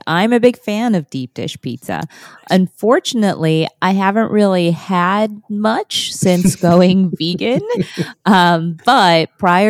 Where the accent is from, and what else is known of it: Chicago, Illinois, United States; born or raised there